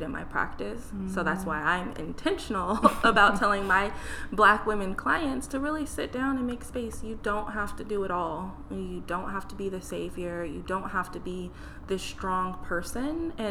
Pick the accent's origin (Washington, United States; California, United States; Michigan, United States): Washington, United States; Burien; I grew up in Berrien